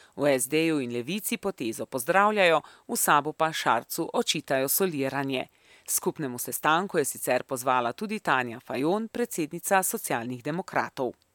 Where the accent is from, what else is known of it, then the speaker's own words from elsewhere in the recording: Slovenia; smo Slovenci